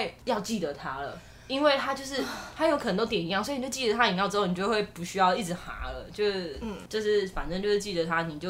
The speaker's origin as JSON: {"language": "Chinese", "country": "Taiwan", "said": "我觉得我们台湾人真的非常的友善"}